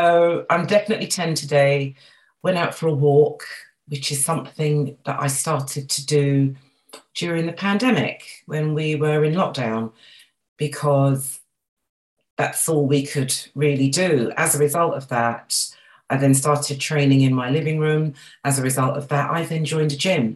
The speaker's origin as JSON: {"language": "English", "region": "London", "country": "United Kingdom", "tie": "born or raised there", "said": "So I grew up in Northwest London, and yes, my parents came over from Barbados"}